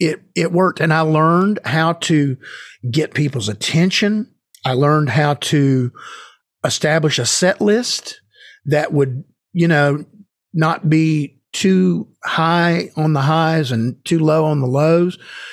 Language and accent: English; Marietta, Georgia, United States; So early on, I went down to a local music store in my hometown in Marietta, Georgia